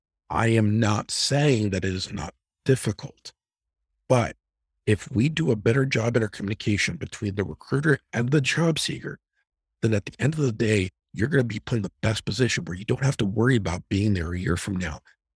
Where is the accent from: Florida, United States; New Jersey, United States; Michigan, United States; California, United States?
New Jersey, United States; I apologize. I'm from Jersey. I have a bad mouth.